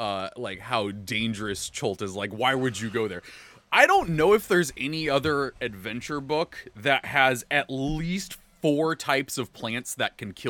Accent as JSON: {"language": "English", "town": "San Diego", "region": "California", "country": "United States", "tie": "born or raised there", "said": "I grew up in San Diego"}